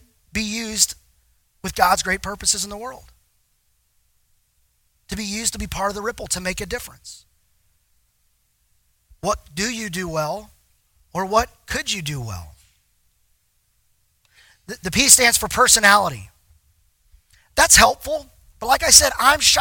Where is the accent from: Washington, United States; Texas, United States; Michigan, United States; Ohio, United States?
Texas, United States; I'm from Texas